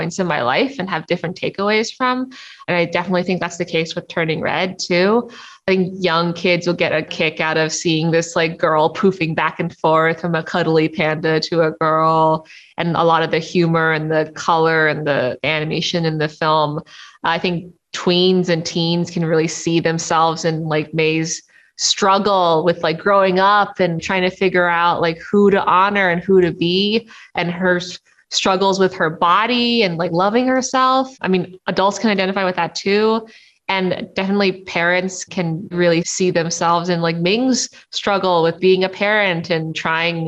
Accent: Toronto, Ontario, Canada; Any opportunity I can get to give a shout out to my hometown, I gladly take. I just love Toronto

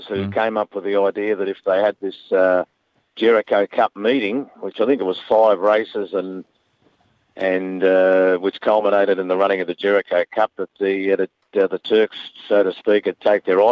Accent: Bendigo, Victoria, Australia; I'm from Bendigo as well

